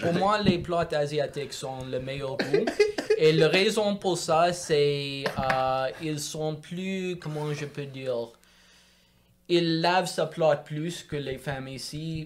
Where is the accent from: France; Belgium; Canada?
Canada; Montreal, Quebec; French is a second language; j'ai grandi à Montréal, dans le quartier ouest de Notre-Dame-de-Grâce